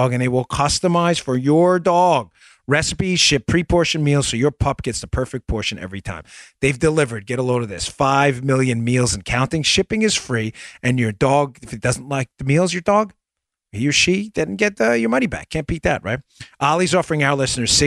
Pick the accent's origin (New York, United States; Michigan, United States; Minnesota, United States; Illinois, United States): New York, United States; Long Island; when I grew up on Long Island when I was younger, before my parents divorced